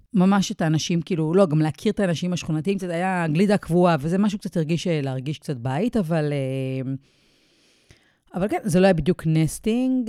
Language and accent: Hebrew; Israel; moved away as an adult; now in Mount Maunganui, New Zealand